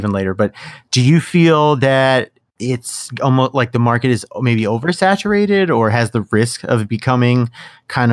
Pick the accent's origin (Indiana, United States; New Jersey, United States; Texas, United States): New Jersey, United States; now in Pennsylvania, United States; I grew up in Jersey